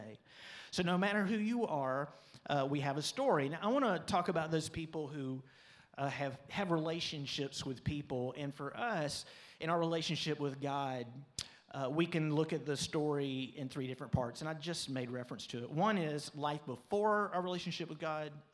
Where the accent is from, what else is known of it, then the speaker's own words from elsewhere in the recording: Pensacola, Florida, United States; also born or lived in Birmingham, Alabama; This was all in Pensacola. We were growing up in Pensacola